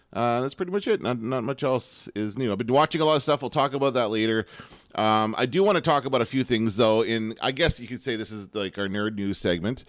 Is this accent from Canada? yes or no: yes; Canada